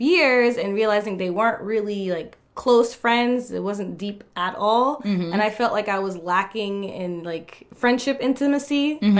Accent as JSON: {"language": "English", "region": "New York", "country": "United States", "tie": "born or raised there", "moved": "as an adult", "lives_now": "Japan", "said": "I grew up in like the very whitest, like one of the whitest suburbs that I knew in New York."}